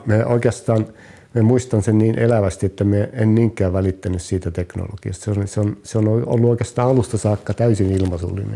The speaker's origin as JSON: {"language": "Finnish", "town": "Kemi", "region": "Lapland", "country": "Finland", "tie": "born or raised there", "also_born_or_lived": "Oulu", "lives_now": "Kukkola, Finland", "said": "Alun perin olen, olen kemiläinen, olen syntynyt Kemissä"}